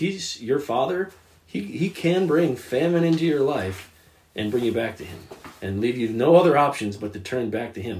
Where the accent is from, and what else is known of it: United States